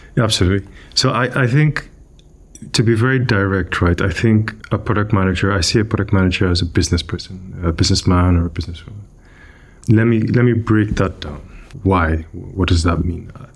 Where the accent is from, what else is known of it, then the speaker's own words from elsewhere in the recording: Nigeria; moved away; I grew up in, in West Africa. I grew up in Nigeria